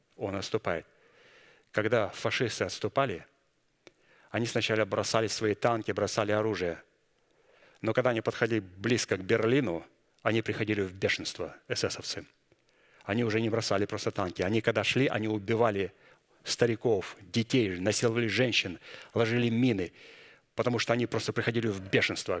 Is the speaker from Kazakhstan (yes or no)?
yes; Kazakhstan; moved away; Я вышел из Казахстана, я помню, там в церкви пели, у нас там пятидесятники на немецком